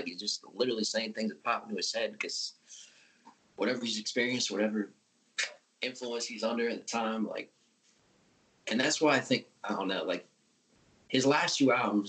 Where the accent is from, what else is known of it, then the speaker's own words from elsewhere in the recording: Virginia, United States; also born or lived in Washington, D.C.; I'm born in DC. I grew up in Virginia